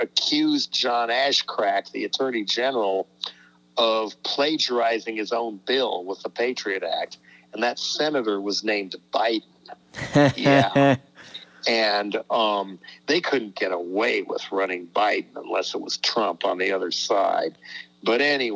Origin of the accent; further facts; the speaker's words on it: Colorado, United States; moved away; Back in my home state of Colorado, right near where my mother still lives